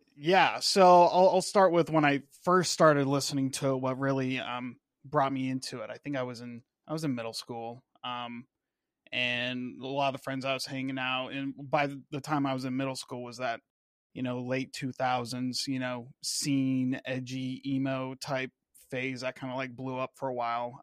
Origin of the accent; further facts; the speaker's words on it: Washington, United States; moved away as an adult; now in Florida, United States; I grew up out in Washington State, then joined the Navy, moved around a little bit. Now I'm in Florida.